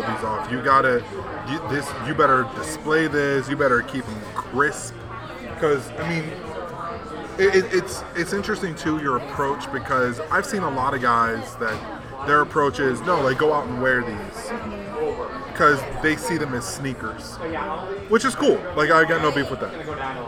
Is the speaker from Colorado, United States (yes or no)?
no; Chicago, Illinois, United States; And I'm like, yeah, but like, I'm from Chicago.